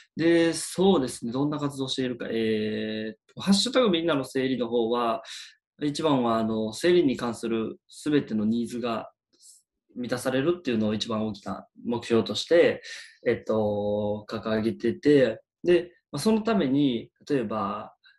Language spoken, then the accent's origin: Japanese; Osaka, Japan; 大阪生まれ大阪育ちの生粋の大阪人なんですけど